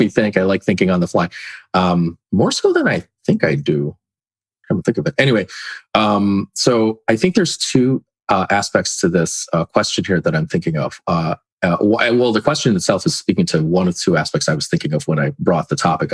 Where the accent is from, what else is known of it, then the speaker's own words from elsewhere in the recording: California, United States; moved away as an adult; also born or lived in Philippines / North Carolina; originally I'm from California, and then before that, the Philippines. And I take it for granted how many Filipinos there were in California